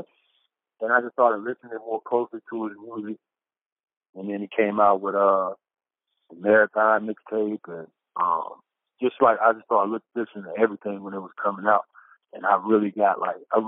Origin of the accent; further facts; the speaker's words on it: the South, United States; I'm from the South